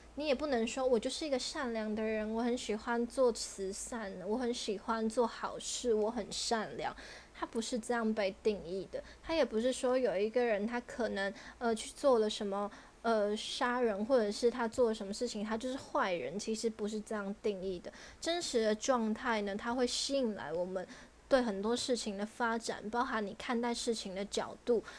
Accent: Taiwan; 我们台湾人

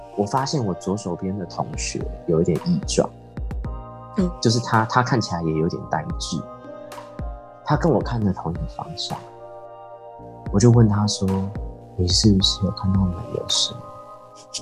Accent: Changhua County, Taiwan; 因为我彰化人嘛，所以从小其实我是住在三合院那样的环境

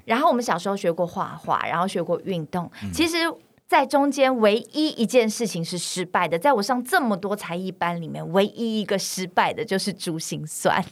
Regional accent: China; now in Taiwan; 我在中国大陆长大

